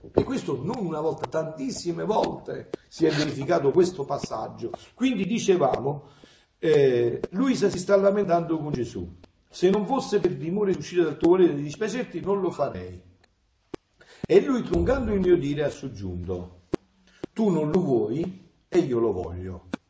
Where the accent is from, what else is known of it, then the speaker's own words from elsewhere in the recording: Avellino area, Campania, Italy; moved away; io sono villinese, sono napoletano